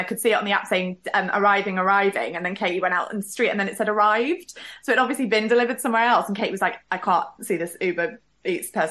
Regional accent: Manchester, North West England, United Kingdom; I'm a Mancunian

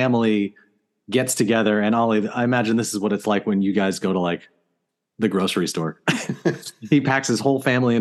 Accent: United States; as an American, like, growing up in a similar time period

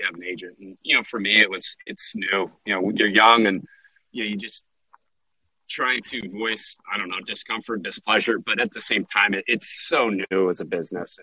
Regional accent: San Diego, California, United States; growing up in San Diego

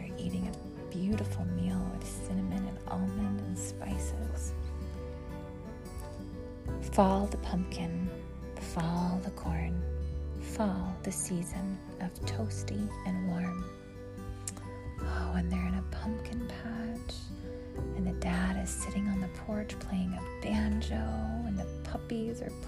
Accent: West Texas, United States; moved away; I grew up in West Texas

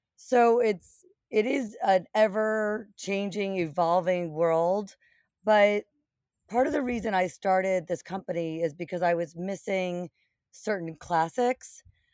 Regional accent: New Jersey, United States; I grew up in New Jersey, not far from the Short Hills Mall

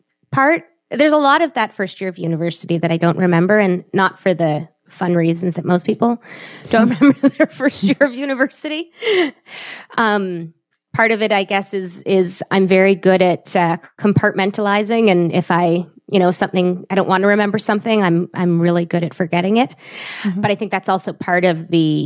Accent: Toronto, Ontario, Canada; also born or lived in Montreal; we're from Toronto

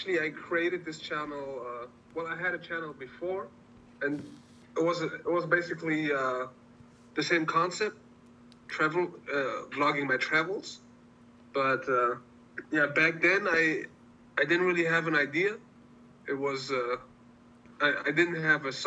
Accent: Germany; moved away as an adult; Born and raised in Germany, and I have family all over the world

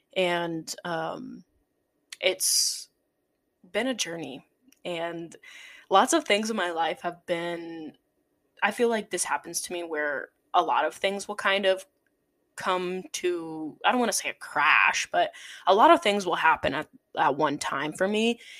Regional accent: South Dakota, United States; moved away as an adult; now in Chicago, United States; the way I grew up in South Dakota

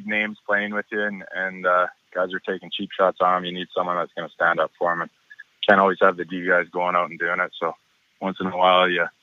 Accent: Pitt Meadows, British Columbia, Canada; I'm a local guy. I'm from Pitt Meadows, so I grew up watching them and been here for a while

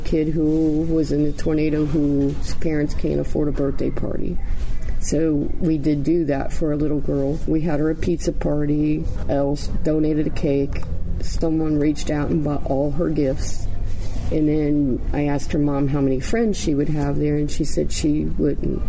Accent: West Carrollton, Ohio, United States; West Carrollton, Ohio

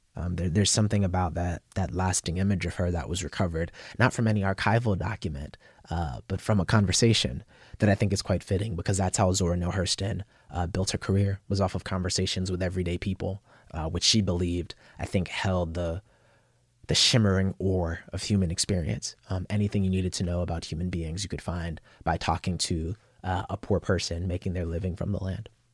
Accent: Yonkers, New York, United States; also born or lived in Bronx, New York; I was born in the Bronx, grew up in uh, South Yonkers

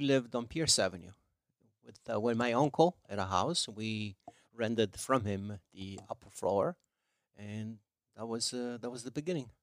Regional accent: province of Salerno, Campania, Italy; English is a second language; moved away as an adult; now in United States; we didn't have pizza in my hometown.

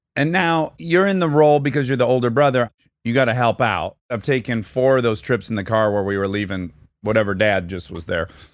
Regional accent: Detroit, Michigan, United States; I'm from Detroit

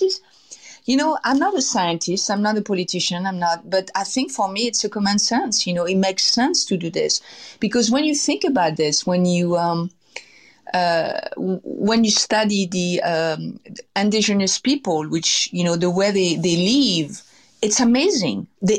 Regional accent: Versailles, Île-de-France, France; born there; I was abandoned when I was 6 months old outside of Paris. I was born in Versailles.

